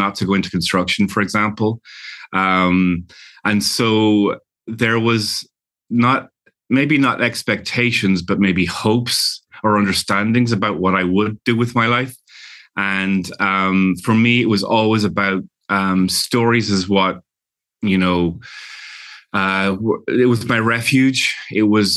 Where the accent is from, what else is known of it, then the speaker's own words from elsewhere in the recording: London, United Kingdom; also born or lived in Ireland; now in Los Angeles, United States; I was born in London to Irish parents, and we would spend our summers during the year, I would live in London in a big, you know, bustling city in a Victorian house